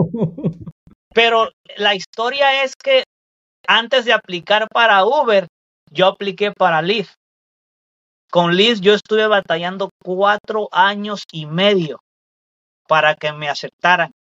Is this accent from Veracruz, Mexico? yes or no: yes; Veracruz, Mexico; now in Chicago, United States; Yo soy, yo soy mexicano del estado de Veracruz. Yo pertenezco al estado de Veracruz de México, un pueblito